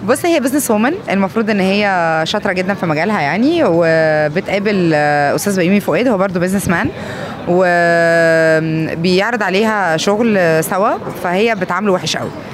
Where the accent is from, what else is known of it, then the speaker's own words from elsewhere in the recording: Egypt; عندنا في مصر